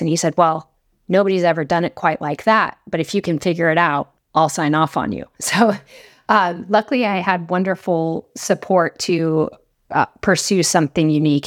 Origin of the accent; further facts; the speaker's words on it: Laramie, Wyoming, United States; I grew up in Laramie, Wyoming